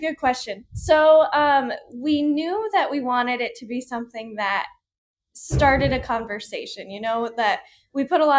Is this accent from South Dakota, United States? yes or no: yes; South Dakota, United States; moved away as an adult; now in Arizona, United States; So we are originally from South Dakota. We moved down to Arizona almost 5 years ago now to open EBB FLOW.